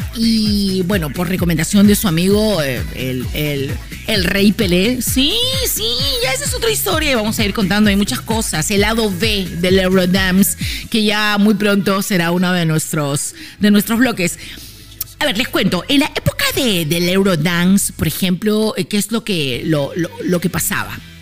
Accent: Peru; soy una locutora peruana feliz

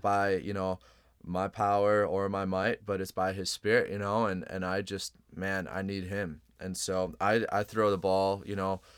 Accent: Chicago, Illinois, United States; I'm originally, I'm from Chicago

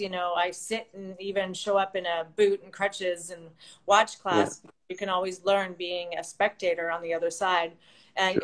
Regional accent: Vancouver, British Columbia, Canada; moved away as an adult; now in Los Angeles, United States; I'm uh, originally from Vancouver, BC, Canada. So I am a Canadian, A, as everybody always says

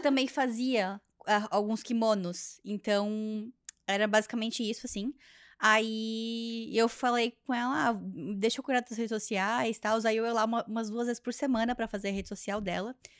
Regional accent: Joinville, Jaraguá do Sul, Santa Catarina, Brazil; moved away as an adult; now in Canada; lá na minha região é assim, lá no sul do Brasil, lá em Joinville, Jaraguá do Sul

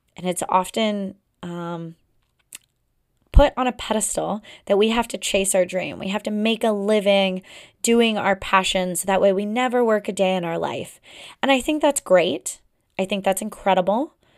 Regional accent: Pacific Northwest, United States; now in Boston area, United States; I come from the Pacific Northwest

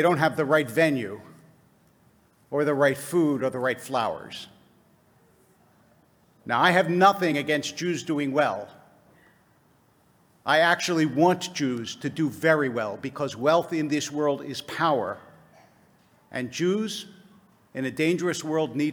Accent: United States; I was born in America.

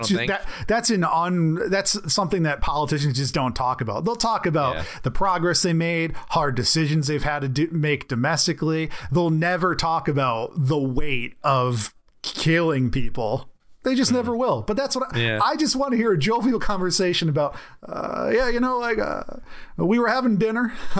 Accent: Hawaii, United States; When I was growing up in Hawaii, I was living in paradise.

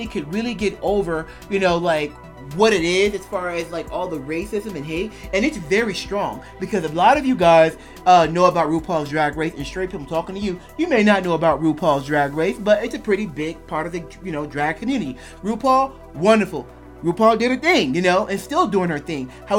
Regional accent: United States; I'm an American bi guy.

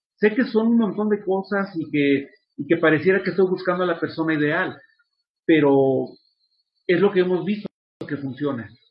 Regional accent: Mexico; soy de Ciudad Mesa este, y, toda mi vida he vivido en Ciudad Mesa. y pues soy mexicano de nacimiento

